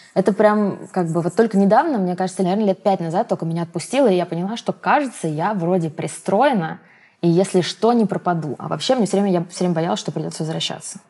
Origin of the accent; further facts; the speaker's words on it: Voronezh, Voronezh Oblast, Russia; moved away as an adult; now in Moscow, Russia; Когда я переезжала из Воронежа в Москву